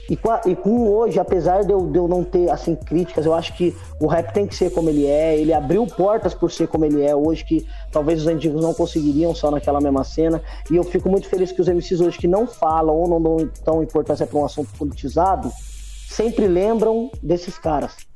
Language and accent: Portuguese; Ubatuba, São Paulo, Brazil; also born or lived in Lorena; Eu sou nascido em Lorena, Vale, Vale é Zica, e eu fui para Ubatuba bem novo.